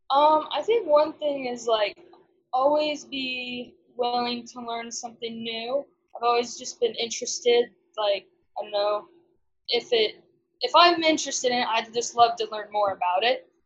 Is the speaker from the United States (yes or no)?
yes; Caldwell, Idaho, United States; moved away as an adult; now in Montana, United States; I'm originally from Caldwell, Idaho, and grew up in a junior Hereford program.